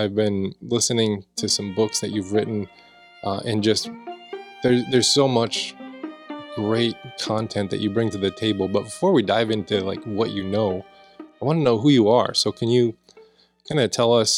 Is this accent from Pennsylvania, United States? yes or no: no; Redford, Michigan, United States; I grew up in Metro Detroit area in Redford